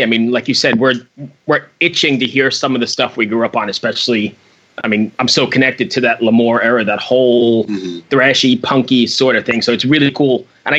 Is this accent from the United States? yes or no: yes; Valley Stream, New York, United States; I'm from Valley Stream out on Long Island, but grew up going to Lemoore.